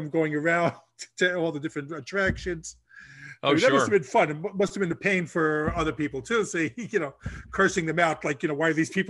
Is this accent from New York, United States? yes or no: yes; New York, United States; you can't tell by the accent, but I'm from New York originally.